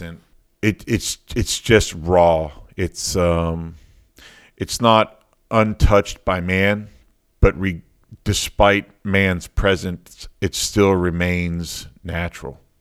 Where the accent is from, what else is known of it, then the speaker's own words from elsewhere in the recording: Miami, Florida, United States; I was born and raised in Miami, in a little, little part of Miami called Kendall Lakes